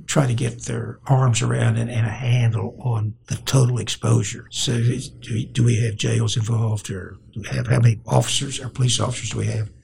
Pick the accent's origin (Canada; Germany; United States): United States; Oklahoma City, Oklahoma; Grew up in Oklahoma City and in the uh, South Side.